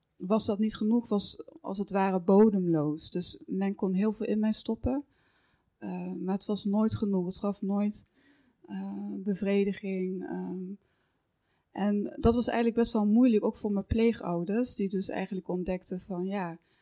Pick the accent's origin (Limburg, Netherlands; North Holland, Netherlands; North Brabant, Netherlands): Limburg, Netherlands; Horn, near Roermond; in Horren, dus een, een, een dorpje bij Roermond in, eh, in, Limburg, misschien hoorde je dat al aan mijn accent. dat, eh, dus daar ben ik ook opgegroeid.